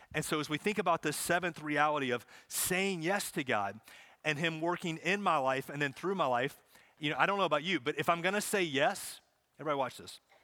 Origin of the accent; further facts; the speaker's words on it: Charlotte, North Carolina, United States; I grew up in Charlotte, so I grew up watching races, going to races